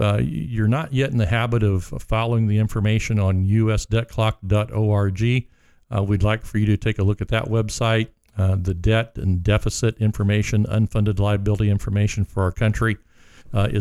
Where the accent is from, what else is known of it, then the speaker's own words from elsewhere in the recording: Montgomery, Indiana, United States; also born or lived in Lafayette, Indiana; I grew up just outside of Montgomery here on Highway 50, just a couple miles east of town.